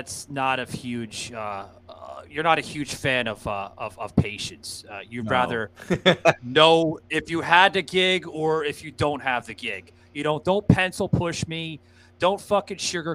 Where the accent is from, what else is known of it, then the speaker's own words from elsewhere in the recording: New York City, New York, United States; also born or lived in Atlanta; now in Orlando, United States; I'm originally from the Lower East Side of Manhattan